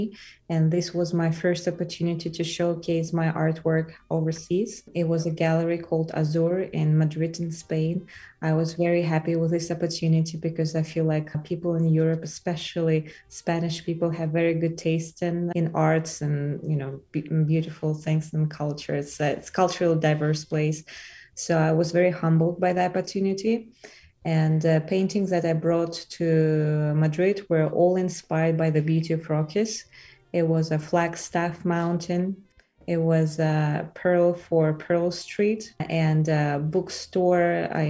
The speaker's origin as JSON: {"language": "English", "town": "Elista", "region": "Kalmykia", "country": "Russia", "tie": "born or raised there", "also_born_or_lived": "Moscow, Russia / New York, United States", "moved": "yes", "lives_now": "Boulder, United States", "said": "I was born in a place called Elista. It's the capital of Kalmyk Republic."}